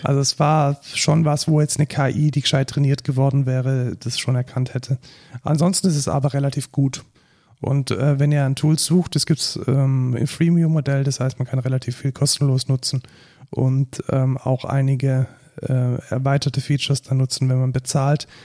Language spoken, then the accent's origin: German; Germany; als Deutscher